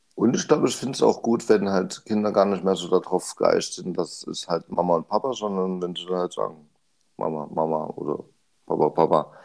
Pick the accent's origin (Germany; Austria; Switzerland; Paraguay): Germany; Bei uns in Deutschland